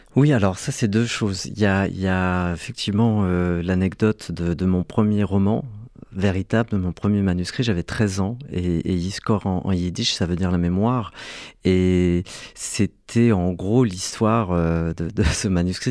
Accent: Algeria; now in France; pour obtenir la nationalité française, c'était un cauchemar administratif, puisque je suis né en Algérie

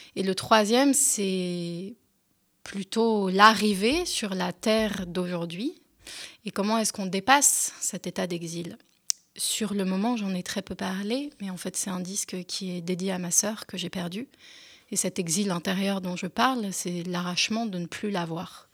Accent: France; first language French; j'étais quand même euh, française et que ma langue maternelle c'était le français.

